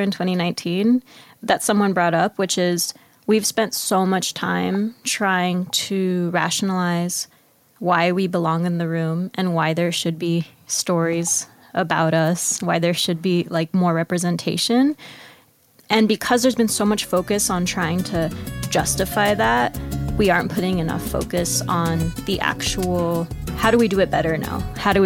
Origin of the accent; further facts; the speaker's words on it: United States; first language Spanish; English is a second language; I was born and raised in the U.S., but my grandparents lived with us. Spanish was actually my first language